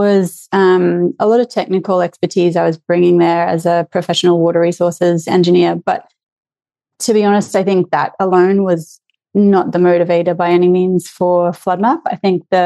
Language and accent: English; near Brisbane, Southeast Queensland, Australia; I grew up in Southeast Queensland, near Brisbane, Australia